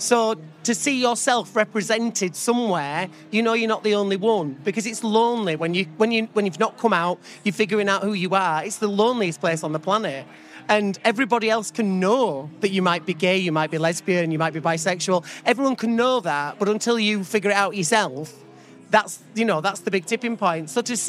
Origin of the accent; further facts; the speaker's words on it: Keighley, Yorkshire and the Humber, United Kingdom; Keighley Pride next week, which they're a wonderful committee. They've got so much heart. To see that in my hometown, they're raising an LGBTQ plus flag outside the town hall, it made me so emotional, because it wasn't the easiest thing growing up in that place.